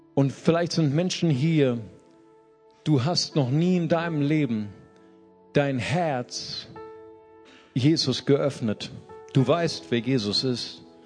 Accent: Germany; als Deutsche

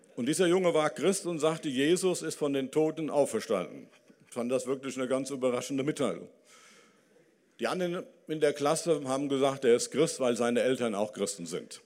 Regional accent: Dillenburg, Hesse, Germany; Also ich komme immer noch aus Dillenburg, aus der Stadt Wilhelm von Oraniens. Ich war auf dem Wilhelm von Oranien Gymnasium

